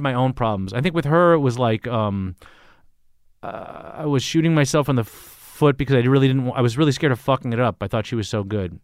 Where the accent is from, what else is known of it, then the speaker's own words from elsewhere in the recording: Los Angeles, California, United States; moved away; also born or lived in San Francisco Bay Area / New York; I grew up in L A, so I'm used to being in big cities